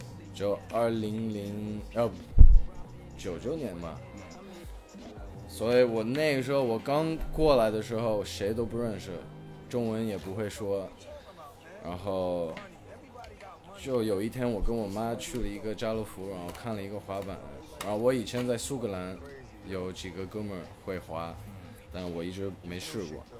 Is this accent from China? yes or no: yes; China; also born or lived in Hong Kong; 我是一个香港出生的英国的混血，我妈是英国的，我爸是香港的，然后从小就住在中国